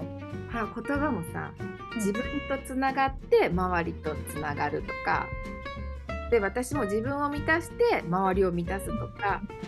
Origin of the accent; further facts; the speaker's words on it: Japan; moved away as an adult; now in Italy; 自分が日本で育ってたからやっぱ日本の情報に今でも結構アンテナが立つし